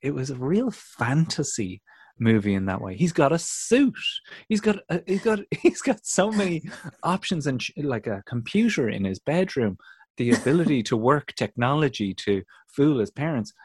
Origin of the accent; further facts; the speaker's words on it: County Kildare, Ireland; growing up in Kildare on the windswept Curra